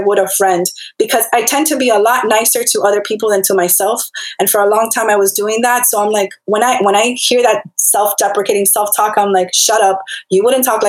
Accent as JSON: {"language": "English", "town": "Hialeah", "region": "Florida", "country": "United States", "said": "I'm from Miami after all, Hialeah to be exact"}